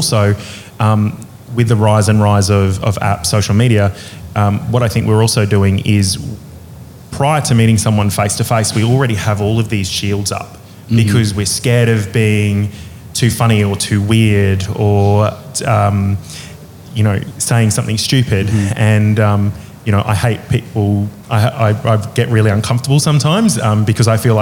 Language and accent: English; Middlemount, Queensland, Australia; now in Brisbane, Australia; I'm originally from this tiny little town called Middlemount, mm-hmm. which is... sort of out near Emerald in central Queensland